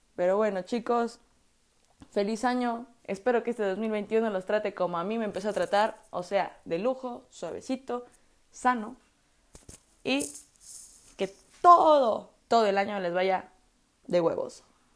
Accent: Puebla, Mexico; yo soy de Puebla

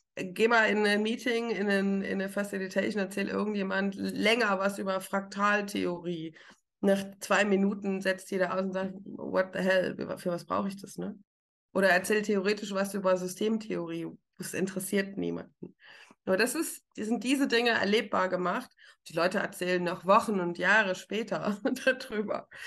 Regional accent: Rhineland-Palatinate, Germany; now in Frankfurt, Germany; Ich komme aus der Pfalz, ich trinke richtigen Wein.

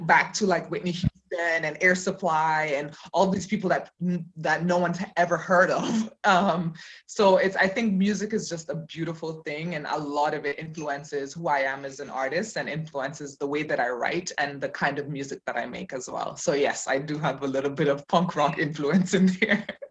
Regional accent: Cayman Islands; moved away as an adult; also born or lived in Jamaica; now in Berlin, Germany; I was born in Jamaica and um, okay. grew up there, and then I left when I was seven and um, grew up in the Cayman Islands. Um, and then I left Cayman when I was 25 and came to Germany, and I've been living here ever since

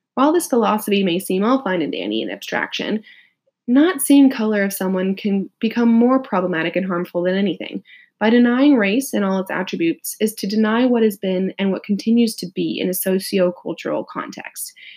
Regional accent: Riverside, California, United States; also born or lived in Los Angeles, United States; I'm a California native, quick shout out to the IE, as I was born and raised in Riverside

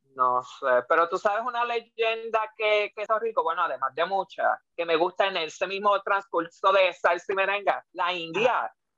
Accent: Puerto Rico; muchos puertorriqueños que escuchamos divas

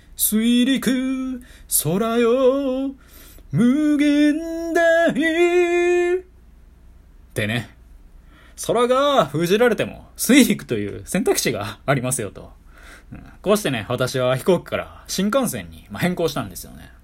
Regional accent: Kyoto, Japan; 地元京都で滋賀県が隣接している私

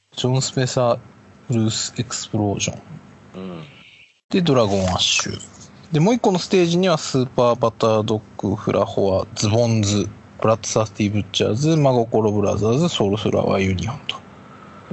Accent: Ibaraki, Japan; 地元茨城

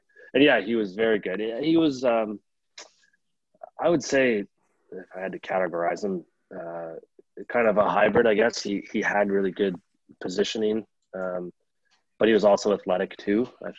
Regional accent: Cornwall, Ontario, Canada; my hometown team, Cornwall.

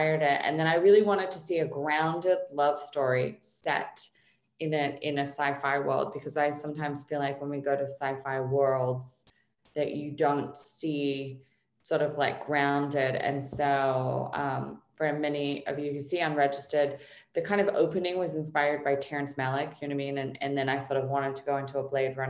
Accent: Australia; now in Los Angeles, United States; growing up in Australia

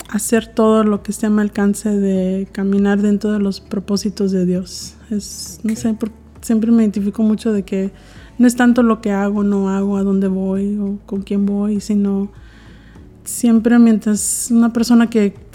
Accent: Brownsville, Texas, United States; also born or lived in Monterrey, Nuevo León, Mexico; de Brownsville, Brownsville, Texas, en la frontera con Matamoros, Tamaulipas. Entonces ahí crecí. Entonces me considero, pues, sí mexicana

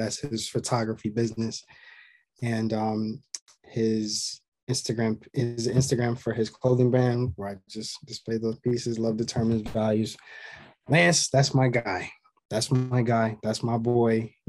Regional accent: Atlanta, Georgia, United States; Yeah, born and raised.

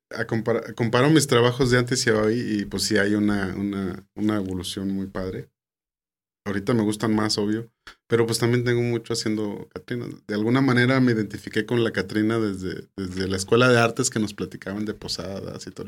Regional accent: San Pedro, Coahuila, Mexico; yo soy de San Pedro, Coahuila.

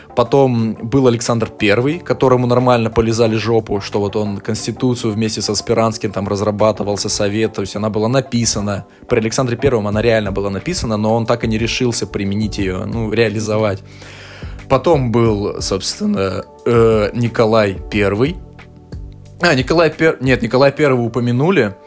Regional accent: Omsk, Omsk Oblast, Russia; мой родной город Омск

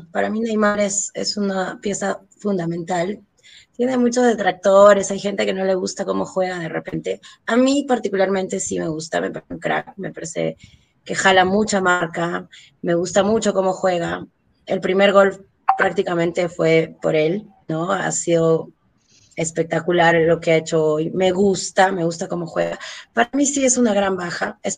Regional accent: Peru; la única vez que nos ha tocado alentar a nuestro país, en este caso Perú, ha sido el mundial pasado

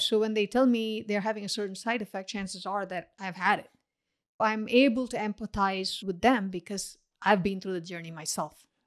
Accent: India; now in Paramus, United States; I grew up in India, where culturally it's not considered taboo to comment on other people's weight.

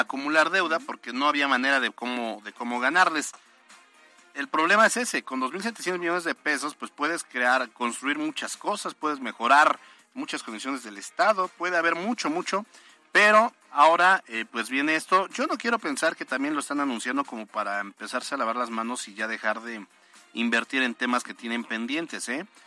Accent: Puebla, Mexico

